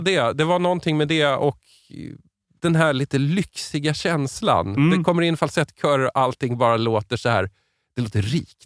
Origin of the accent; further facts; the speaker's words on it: Stockholm, Stockholm County, Sweden; Jag är stockholmare